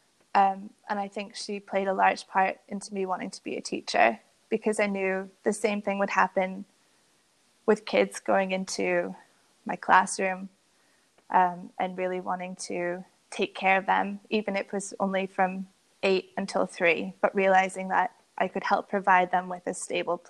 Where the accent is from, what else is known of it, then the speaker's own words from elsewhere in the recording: Boston, Massachusetts, United States; I grew up in Boston.